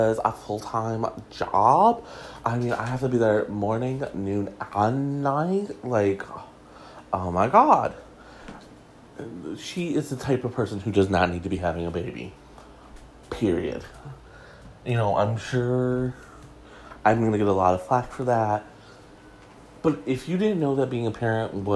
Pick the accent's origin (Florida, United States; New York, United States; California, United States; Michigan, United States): Michigan, United States; Detroit; he's my hometown boy